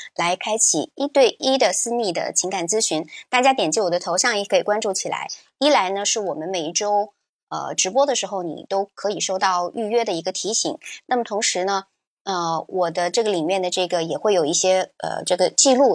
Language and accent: Chinese; China; 对我们中国人来说